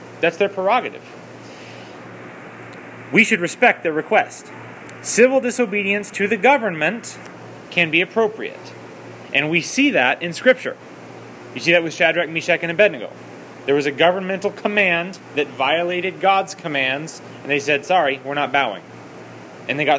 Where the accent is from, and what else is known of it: United States